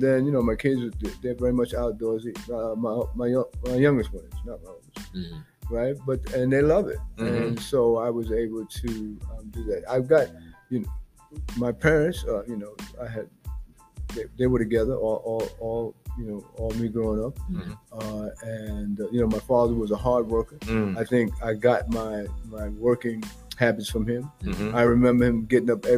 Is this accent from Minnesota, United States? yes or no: no; New York City, New York, United States; also born or lived in Bronx, New York; I'm in New York. Born and raised, I was born in Harlem